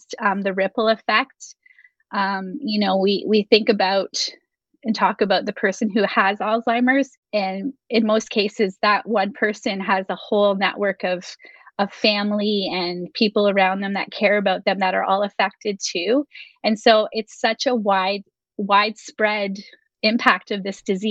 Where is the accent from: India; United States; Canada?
Canada; We're Canadian